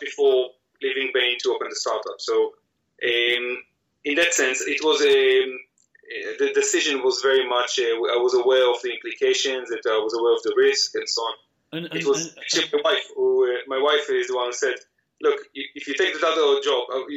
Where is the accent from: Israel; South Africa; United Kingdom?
Israel; moved away as an adult; I grew up in Israel